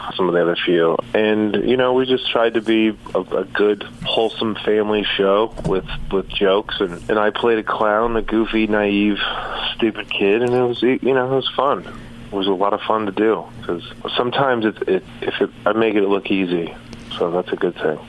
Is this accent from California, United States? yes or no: yes; Southern California, United States; also born or lived in San Antonio, Texas; I grew up in uh, Southern California, so it was uh, I grew up on like on different sail, two different sailboats